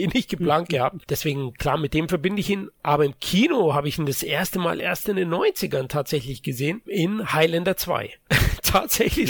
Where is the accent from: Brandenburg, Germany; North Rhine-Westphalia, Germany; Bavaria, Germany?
Bavaria, Germany; ich bin auch aufgewachsen im ARD und ORF, was wir hier in Bayern zusätzlich empfangen haben